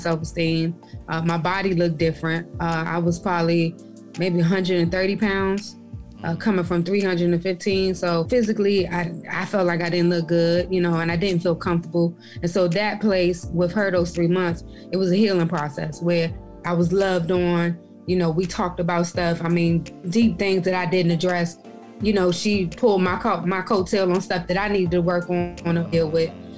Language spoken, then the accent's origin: English; Prince George's County, Maryland, United States; moved away as an adult; also born or lived in Augusta / Boston; Maryland, I grew up in Maryland. I'm a PG County girl all day, every day